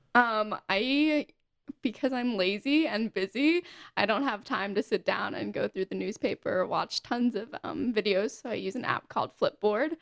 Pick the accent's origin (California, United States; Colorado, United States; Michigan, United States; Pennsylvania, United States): Pennsylvania, United States; also born or lived in Florida; now in Utah, United States; I was born in Pennsylvania